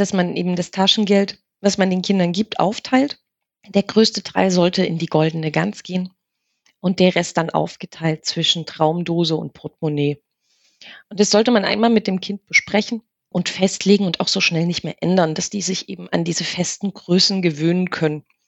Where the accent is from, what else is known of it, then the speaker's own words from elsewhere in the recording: East Germany, Germany; also born or lived in Saxony, near Chemnitz; wir sind ja in der DDR groß geworden